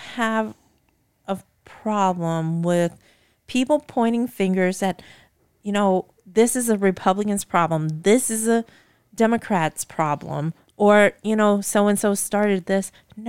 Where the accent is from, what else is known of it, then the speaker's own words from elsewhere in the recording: United States; Well, this is my country. Yeah. I was born and raised here in the States.